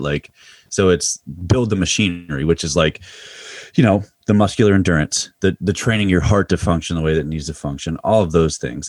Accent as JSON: {"language": "English", "area": "Mifflin County", "region": "Pennsylvania", "country": "United States", "tie": "born or raised there", "moved": "as an adult", "lives_now": "Loudoun County, Virginia, United States", "said": "grew up about a half an hour south of State College, uh, in Mifflin County, Pennsylvania."}